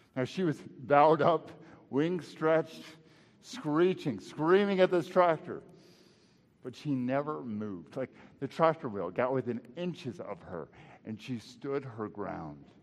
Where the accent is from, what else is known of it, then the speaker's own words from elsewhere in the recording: Texas, United States; moved away; back home to Texas, and uh, right by my hometown